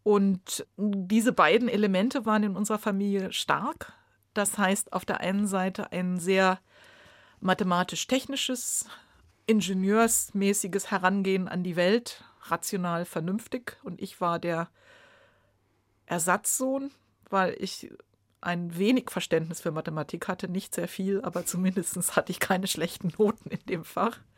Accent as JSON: {"language": "German", "town": "Braunschweig", "region": "Lower Saxony", "country": "Germany", "tie": "born or raised there", "said": "In einer experimentellen Theatergruppe in Braunschweig, wo ich geboren bin und zur Schule gegangen bin."}